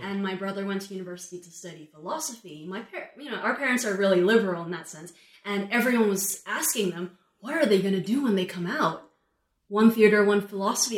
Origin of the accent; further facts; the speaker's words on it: Hong Kong; we're not Chinese, we're Hong Kong